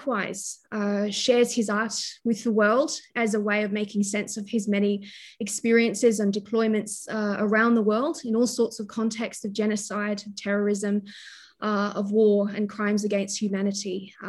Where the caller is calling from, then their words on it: New South Wales, Australia; I'm joining you from Awabakal land, so I would like to pay my respects to the Pambalong clan of the Awabakal people